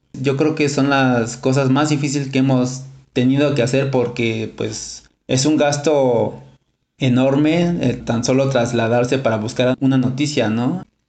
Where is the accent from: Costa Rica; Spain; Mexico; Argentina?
Mexico; Mexico City; also born or lived in home village in the Mazatec sierra; Yo crecí hasta los 8 o 7 años aquí en la Ciudad de México. De ir me regreso a mi pueblo 3 años. Y en ese lapso yo aprendo el lenguaje mazateco.